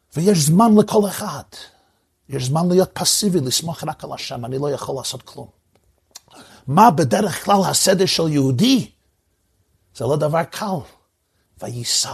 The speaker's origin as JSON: {"language": "Hebrew", "region": "New York", "country": "United States", "tie": "born or raised there", "said": "זכיתי לגדל במחיצותו של הרבי מלובביץ' הרבה שנים, שם נולדתי ושם גדלתי."}